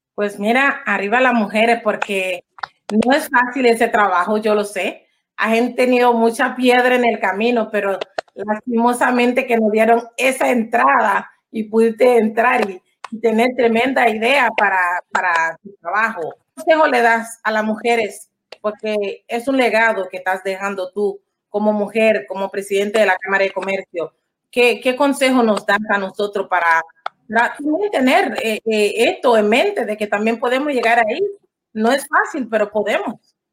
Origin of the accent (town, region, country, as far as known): Panama